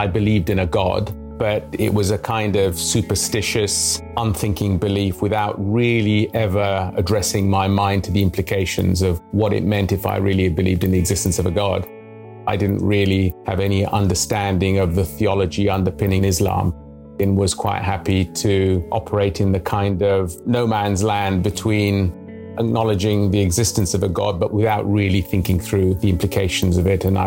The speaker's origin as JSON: {"language": "English", "country": "Tanzania", "tie": "born or raised there", "also_born_or_lived": "London, United Kingdom", "moved": "yes", "said": "I was born in East Africa. It was a very, very different world from the world of today. This was the 1960s. It was post-colonial Tanzania"}